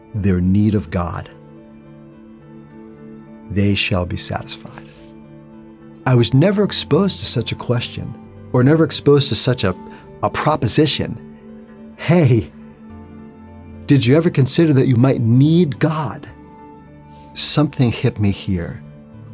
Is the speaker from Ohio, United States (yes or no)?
no; New York City, New York, United States; I'm originally from New York City. Grew up in a Jewish home.